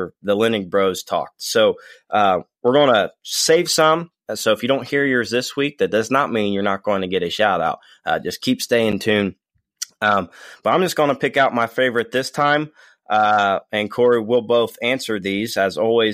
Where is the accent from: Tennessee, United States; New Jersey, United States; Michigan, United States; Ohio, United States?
Ohio, United States; We're from Ohio